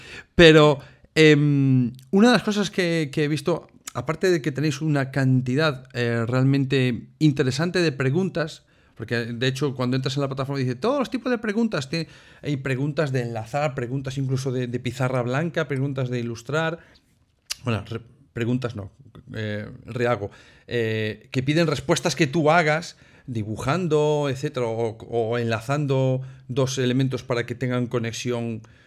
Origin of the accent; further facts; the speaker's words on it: Galicia, Spain; los que somos gallegos, que a veces nos comemos letras por el medio